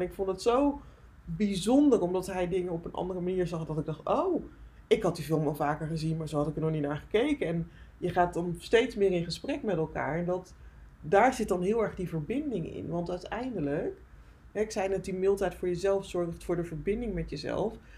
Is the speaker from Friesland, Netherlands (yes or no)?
yes; Friesland, Netherlands; ik ben opgegroeid in Friesland in een heel klein dorpje.